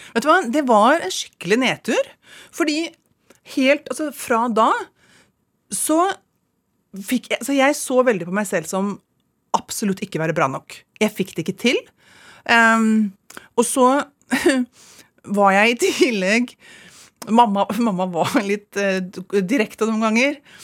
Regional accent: Ski, Akershus, Norway; moved away as an adult; also born or lived in Los Angeles, United States; det er alle hjemme i Ski! Alle venninnene mine

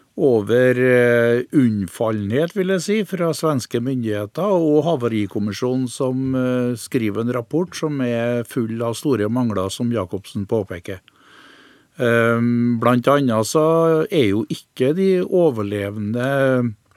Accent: Innlandet, Norway; heimplassen min, for jeg er jo innlandsboer

